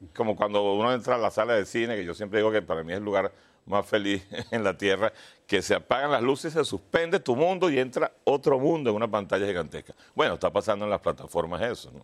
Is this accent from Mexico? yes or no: no; Venezuela; yo soy venezolano